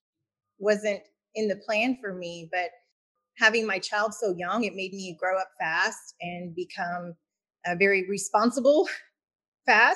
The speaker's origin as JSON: {"language": "English", "town": "Houston", "region": "Texas", "country": "United States", "tie": "born or raised there", "said": "I was born and raised in Houston, Texas. So I'm a local."}